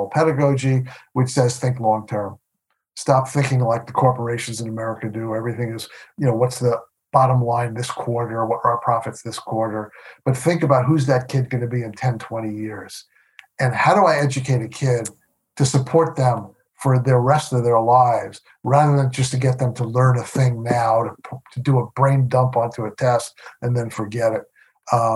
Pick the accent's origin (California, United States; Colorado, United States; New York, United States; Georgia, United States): New York, United States; moved away as an adult; also born or lived in Milwaukee; I grew up in New York.